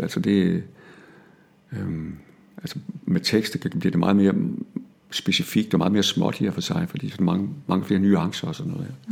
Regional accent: Denmark; accent: Jutlandic; jeg talte jysk

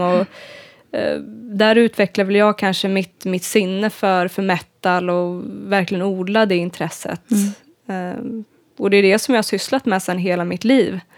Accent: Uppsala, Uppsala County, Sweden; now in Gothenburg, Sweden; jag är en gitarrist ifrån Uppsala

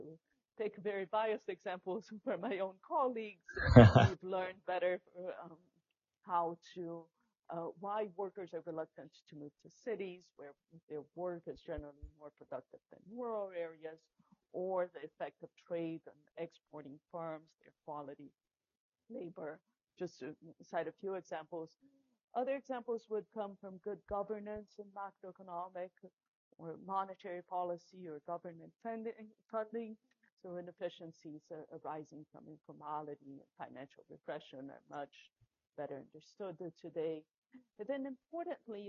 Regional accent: Brazil; moved away as an adult; now in United States; I grew up in Brazil

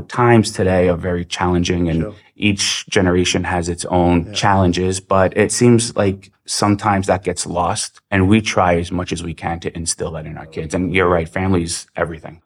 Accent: New York City, New York, United States; I actually grew up in Queens, New York, but my family is from Serbia.

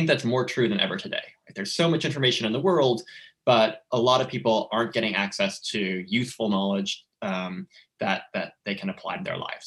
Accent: Southern California, United States; moved away as an adult; also born or lived in Orange County / New York; I grew up in Southern California

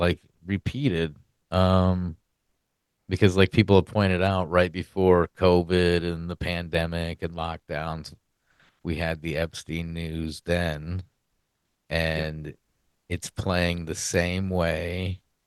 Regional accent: Iowa, United States; my home state of Iowa

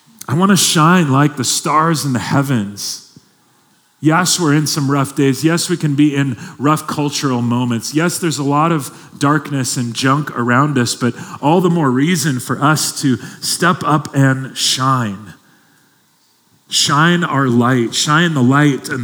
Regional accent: Long Beach, California, United States; I grew up in Long Beach, California

